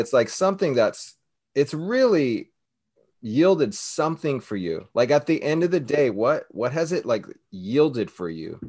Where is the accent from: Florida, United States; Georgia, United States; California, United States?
California, United States; Southern; now in Hawaii, United States; I grew up in Southern California